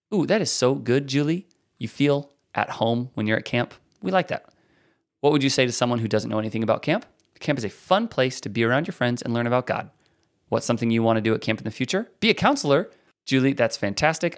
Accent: near Meriden, Iowa, United States; That's near my hometown

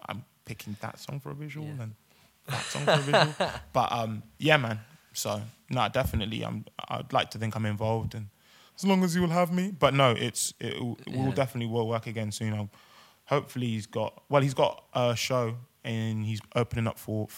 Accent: Swindon, South West England, United Kingdom; now in London, United Kingdom; when you're growing up in Swindon

